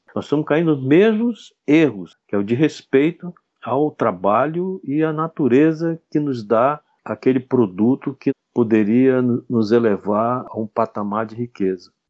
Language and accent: Portuguese; Manaus, Amazonas, Brazil; sou amazonense, nasci em Manaus